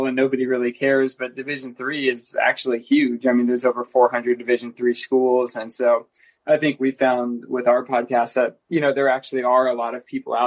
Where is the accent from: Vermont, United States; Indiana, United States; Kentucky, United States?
Indiana, United States; moved away as an adult; now in Boulder, United States; I'm from Indiana